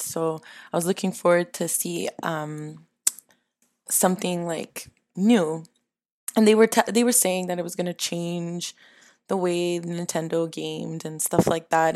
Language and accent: English; Canada; I'm a Canadian stereotype